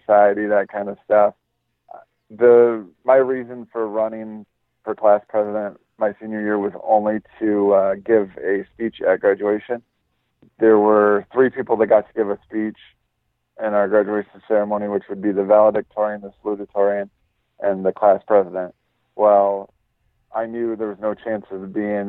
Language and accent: English; Michigan, United States; also born or lived in Grand Rapids, Michigan / Grant, Michigan; I was born in Grand Rapids, Michigan, and raised in Grand Rapids area until about fourth grade. Then we moved an hour north